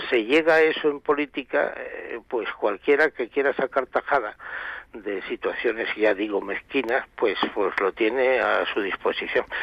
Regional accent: Algeciras, Andalusia, Spain; yo soy de ahí

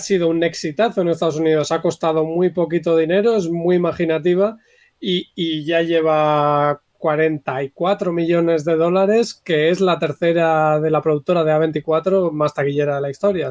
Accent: Bilbao, Basque Country, Spain; yo, por ejemplo, que soy de Bilbao

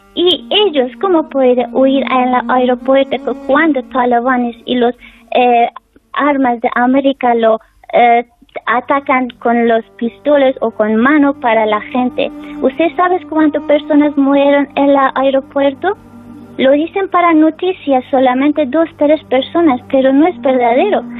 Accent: Afghanistan; Spanish is a second language; now in Spain; está mi familia en mi país y estoy aquí

